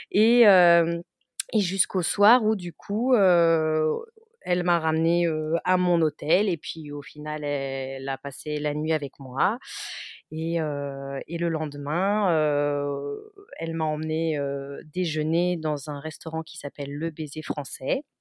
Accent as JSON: {"language": "French", "country": "France", "accent": "Frenchy", "said": "est-ce qu'elle va me comprendre avec mon accent Frenchy euh, Ça fait quand même dix ans que j'ai pas parlé espagnol"}